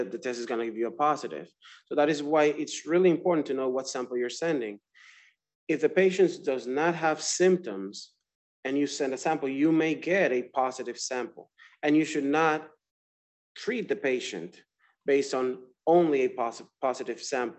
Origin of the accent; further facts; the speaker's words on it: Dominican Republic; moved away as an adult; also born or lived in Florida, United States; now in Georgia, United States; I'm from the Dominican Republic